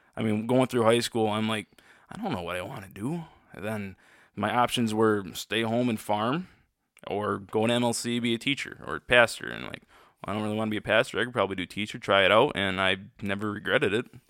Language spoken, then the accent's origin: English; Freeland, Michigan, United States; I was born and raised in Freeland, Michigan, just I'm just near Saginaw, Michigan.